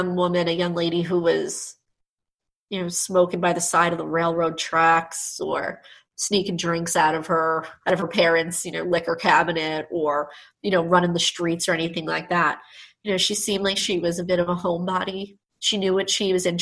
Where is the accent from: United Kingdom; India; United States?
United States; Nassau County, New York; growing up in Nassau County.